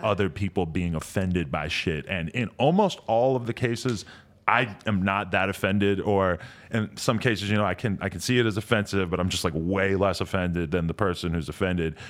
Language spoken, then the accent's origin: English; New Hampshire, United States; moved away; where I grew up in New Hampshire